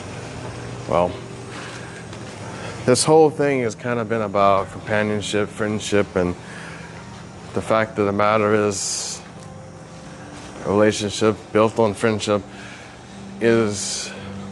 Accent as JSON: {"language": "English", "region": "Hawaii", "country": "United States", "said": "I'm from Hawaii"}